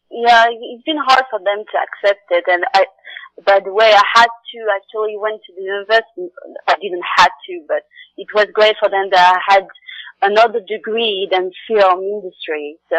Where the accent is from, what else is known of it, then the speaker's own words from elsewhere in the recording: Morocco; moved away; also born or lived in France; I grew up in Morocco and then I end up in France because I'm French Moroccan